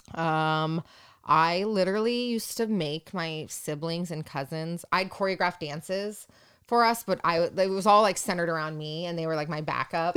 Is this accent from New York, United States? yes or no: no; Yorba Linda, California, United States; I was born and raised in Orange County, California, specifically your Belinda.